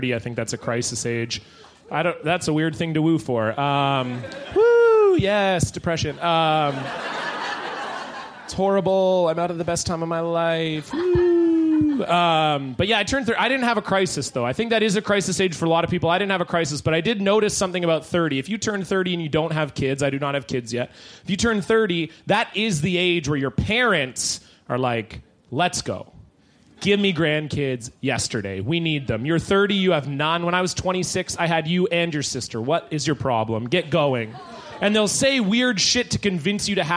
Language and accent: English; Surrey, British Columbia, Canada; born or raised there